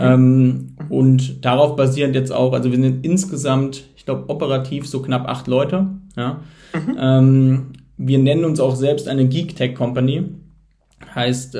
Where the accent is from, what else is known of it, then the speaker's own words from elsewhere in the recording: Heidelberg, Baden-Württemberg, Germany; moved away; Ich komme ursprünglich aus Heidelberg